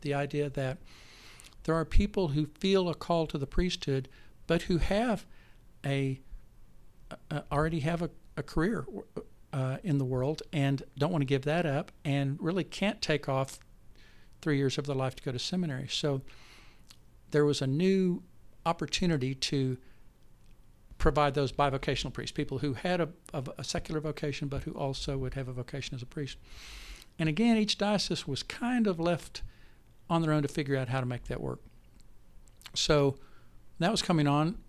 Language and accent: English; Texas, United States; moved away as an adult; also born or lived in Enid, Oklahoma / Lubbock, Texas / San Antonio, Texas; now in Oklahoma City, United States; I grew up mostly in Texas. I met my wife, Dana, in high school in Lubbock, Texas.